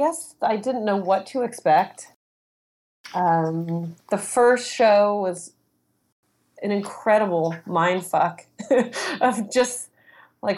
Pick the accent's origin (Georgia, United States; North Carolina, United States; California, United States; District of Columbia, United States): California, United States; Los Angeles; I grew up in Hollywood, just the sort of the youngest of three kids